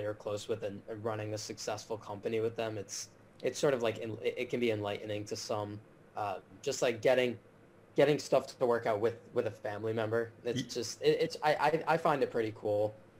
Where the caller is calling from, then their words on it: Miami, Florida, United States; I'm calling in from my apartment in Miami. I currently attend the University of Miami, so I live off campus right now